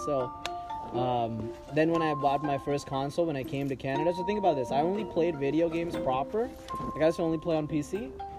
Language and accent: English; India; moved away; Growing up in India